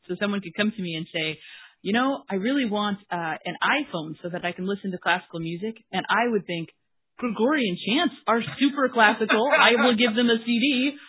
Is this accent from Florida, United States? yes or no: no; Washington, United States; I am from Washington State in the U.S.